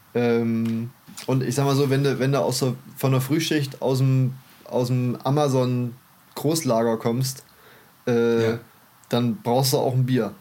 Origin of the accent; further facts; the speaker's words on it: Germany; bei uns in Deutschland